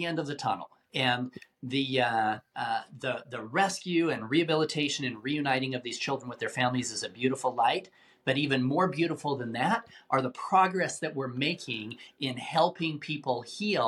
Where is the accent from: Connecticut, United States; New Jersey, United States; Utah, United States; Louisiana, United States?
Utah, United States; Salt Lake City; I grew up in Salt Lake City, Utah